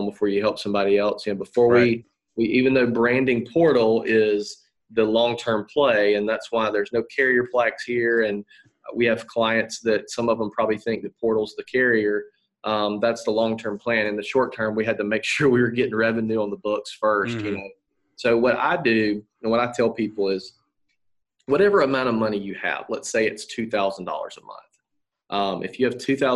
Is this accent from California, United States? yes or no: no; Atmore, Alabama, United States; I grew up in Atmore, Alabama